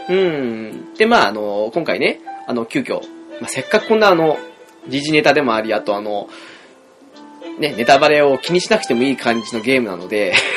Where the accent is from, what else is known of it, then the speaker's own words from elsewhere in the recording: Hokkaido, Japan; 我々道民としてはね